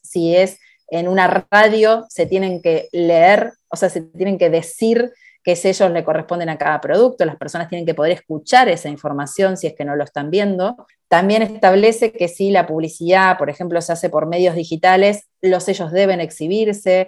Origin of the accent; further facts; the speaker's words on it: Argentina; en mi país, Argentina